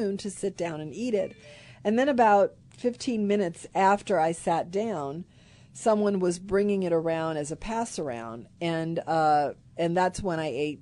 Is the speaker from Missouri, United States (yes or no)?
no; Kenner, Louisiana, United States; I grew up in Kenner, not far from Messina's